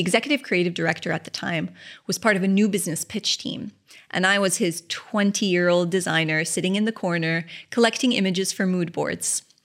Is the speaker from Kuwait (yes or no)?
yes; Kuwait; moved away; new business in Kuwait. Of course, my hometown